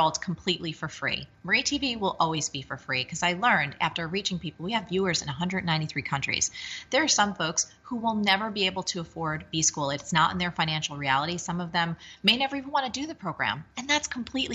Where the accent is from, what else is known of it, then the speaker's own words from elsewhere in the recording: New Jersey, United States; I'm from Jersey